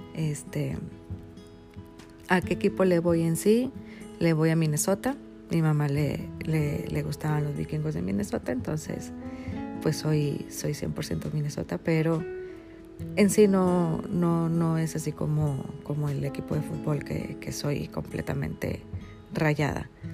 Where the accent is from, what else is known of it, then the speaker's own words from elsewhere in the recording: Monterrey, Nuevo León, Mexico; soy regia, soy regia de nacimiento